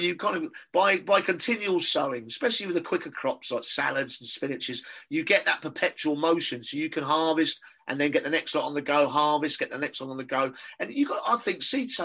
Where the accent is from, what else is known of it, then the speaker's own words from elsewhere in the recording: London, United Kingdom; accent: Cockney; my Cockney accent